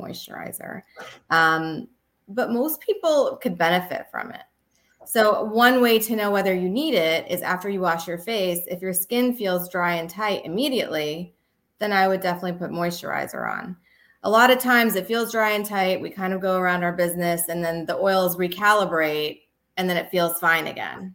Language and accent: English; Canada; also born or lived in Texas; now in New York, United States; I actually grew up in Canada.